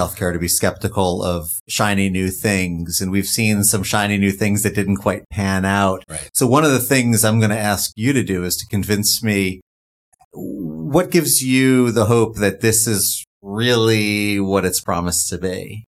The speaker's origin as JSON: {"language": "English", "region": "New York", "country": "United States", "said": "my home state of New York"}